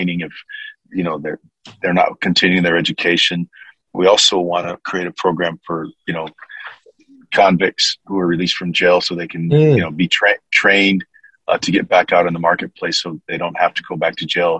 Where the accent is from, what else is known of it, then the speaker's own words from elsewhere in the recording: Pomona, California, United States; also born or lived in Minnesota; I'm from Pomona, California, son of a military man, colonel in the Army